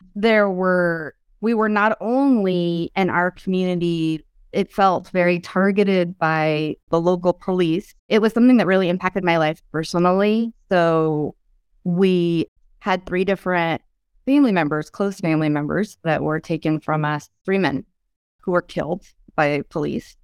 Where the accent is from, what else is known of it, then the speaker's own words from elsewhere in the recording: Oroville, California, United States; grew up in Oroville, which, if you've heard about Oroville at all, it's a small rural town